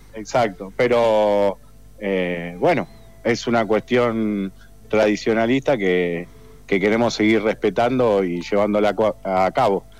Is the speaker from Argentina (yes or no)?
yes; Argentina; de las pocas costumbres que nos quedan como argentinos